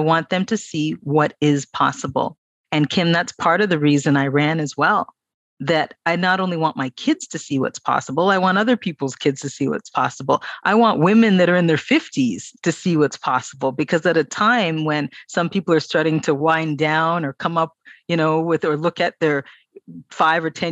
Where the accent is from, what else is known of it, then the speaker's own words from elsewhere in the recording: Toronto, Ontario, Canada; born and raised in Toronto